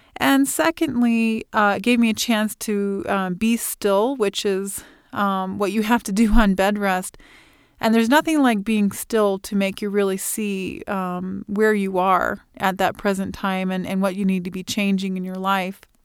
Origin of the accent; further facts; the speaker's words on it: Illinois, United States; moved away as an adult; now in Fort Collins, United States; I was born and raised in Illinois